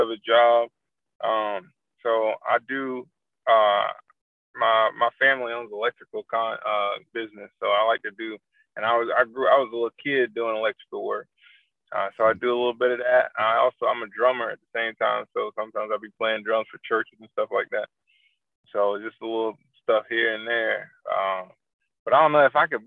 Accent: Raleigh, North Carolina, United States; now in Charlotte, United States; born and raised in Raleigh, but I moved to Charlotte like 13 years ago

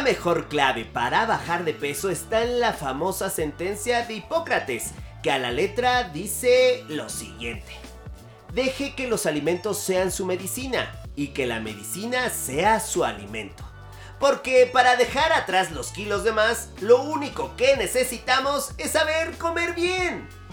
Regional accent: Mexico; somos mexicanos

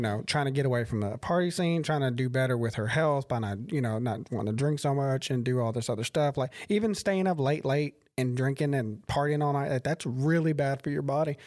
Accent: Crockett, United States; I'm from Crockett, and people are there genuinely oh, like people there are really kind of like they're set in their ways

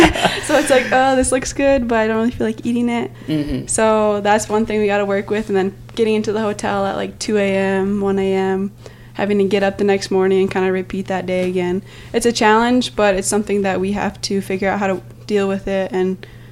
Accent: Belcourt, North Dakota, United States; moved away; from Belcourt, North Dakota, and I'm a fifth-year senior.

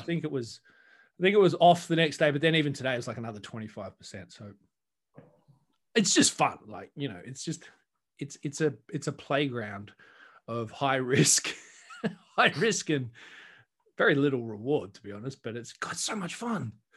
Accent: Australia; I'm Australian

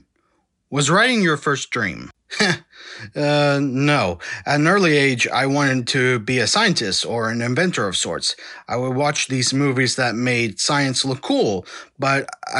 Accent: Texas, United States; I was born and raised in Texas

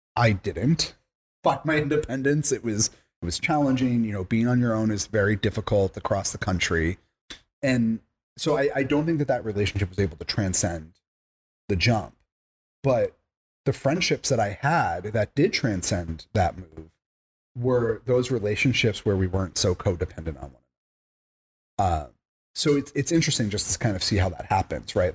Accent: Long Island, New York, United States; moved away; also born or lived in Massachusetts; I grew up in Long Island.

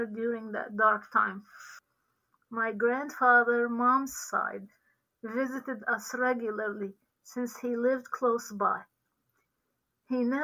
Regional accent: Sidon, South Governorate, Lebanon; moved away as an adult; now in Virginia Beach, United States; I was born in Sidon, Lebanon, in a Christian home, the youngest of six children

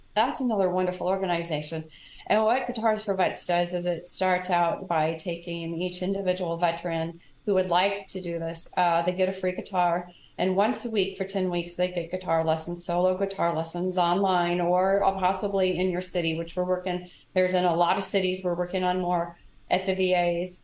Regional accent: Kansas City, United States; I'm from Kansas City

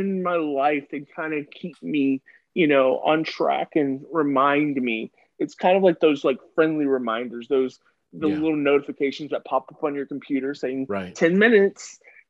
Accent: the South, United States; But we can, like I said, I'm from the South.

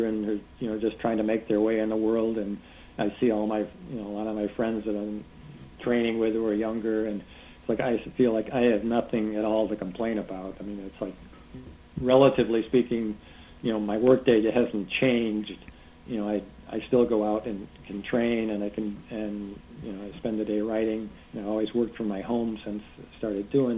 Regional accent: Canandaigua, New York, United States; now in Chicago, United States; I'm from Canandaigua, New York, which is in western New York. It's in the Finger Lakes. It's a great place. It was a great place to grow up

